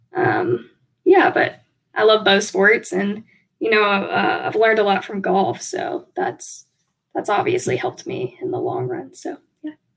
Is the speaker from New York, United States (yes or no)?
no; Warner Robins, Georgia, United States; moved away; originally, we're from Warner Robins, Georgia